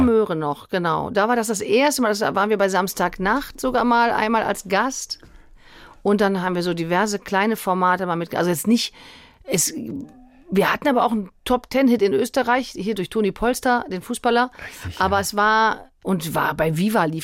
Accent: Cologne, North Rhine-Westphalia, Germany; ich komme ja aus Köln

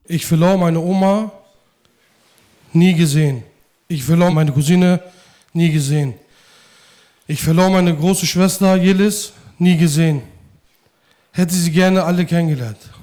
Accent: Hamburg, Germany; also born or lived in Mölln, Schleswig-Holstein; bei uns in Hamburg

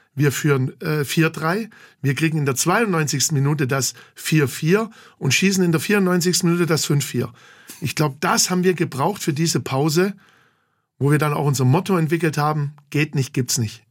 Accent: Gingen an der Brenz, Baden-Württemberg, Germany; also born or lived in Heidenheim; now in Bachhagel, Germany; Nicht direkt in Heidenheim, sondern in Gingen an der Brenz, unweit von Heidenheim. Da bin ich groß geworden, da bin ich zur Schule gegangen.

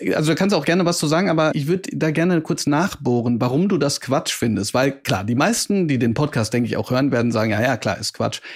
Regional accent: Bochum, North Rhine-Westphalia, Germany; dass ich auch aus Bochum komme

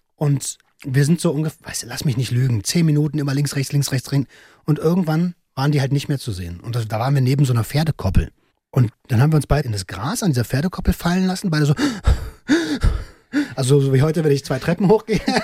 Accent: Velten, Brandenburg, Germany; ich bin in Felten aufgewachsen, in Brandenburg

